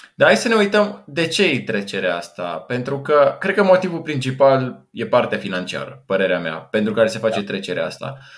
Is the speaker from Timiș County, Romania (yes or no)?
yes; Timișoara, Timiș County, Romania; în Timișoara s-a întâmplat, de unde sunt eu